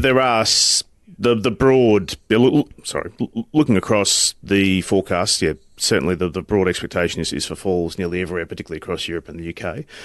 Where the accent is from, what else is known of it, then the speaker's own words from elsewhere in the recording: North Queensland, Australia; I'm from North Queensland